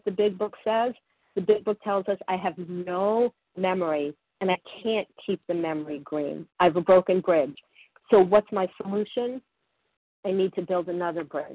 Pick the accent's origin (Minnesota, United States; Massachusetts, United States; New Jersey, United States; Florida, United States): Florida, United States; I grew up in Florida and I went to the beach